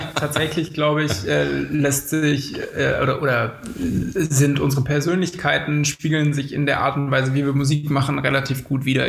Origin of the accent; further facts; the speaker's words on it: Potsdam, Brandenburg, Germany; wir kommen aus Potsdam und haben uns dort auch ähm, mehr oder weniger an der Schule kennengelernt.